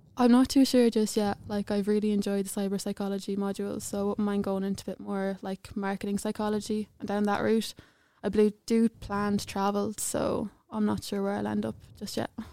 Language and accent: English; Clonbullogue, Leinster, Ireland; I'm from awfully, I'm from a small little village in Clonbellogue, but I went to secondary school in Saint Mary's, Edenderry